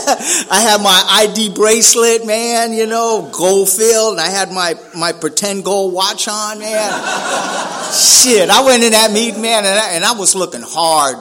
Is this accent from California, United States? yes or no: yes; San Francisco, California, United States; also born or lived in Chula Vista; I'm from Frisco, man, down there in Hunters Point, Double Rock neighborhood